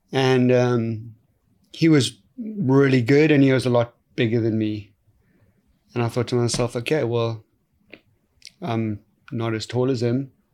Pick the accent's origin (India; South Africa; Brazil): South Africa; growing up in South Africa is a very unique place